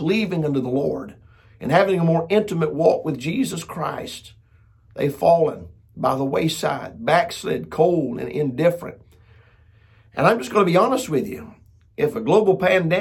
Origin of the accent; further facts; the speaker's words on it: United States; I'm proud to be an American